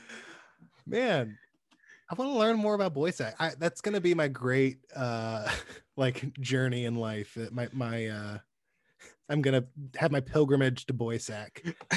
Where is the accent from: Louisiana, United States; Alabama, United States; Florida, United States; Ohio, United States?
Alabama, United States; moved away; I'm from Alabama originally